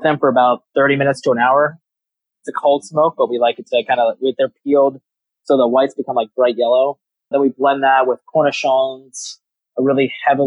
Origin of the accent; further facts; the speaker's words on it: Maryland, United States; I'm from Maryland